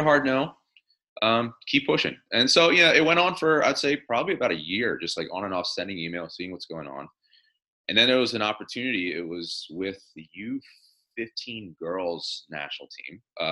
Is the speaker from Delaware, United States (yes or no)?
yes; Delaware, United States; moved away as an adult; also born or lived in California; I'd been born and raised in Delaware